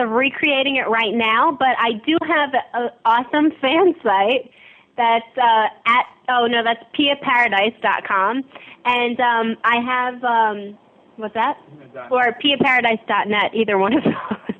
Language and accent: English; New York City, New York, United States; I'm from Howard Beach, Queens.